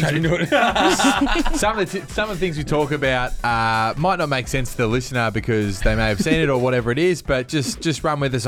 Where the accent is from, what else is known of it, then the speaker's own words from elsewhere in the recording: Melbourne, Victoria, Australia; I'm from Melbourne